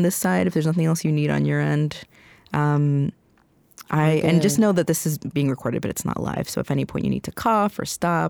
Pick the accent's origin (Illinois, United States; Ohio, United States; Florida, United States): Florida, United States; Miami; moved away as an adult; now in Minnesota, United States; growing up in Miami because everyone in Miami is Hispanic.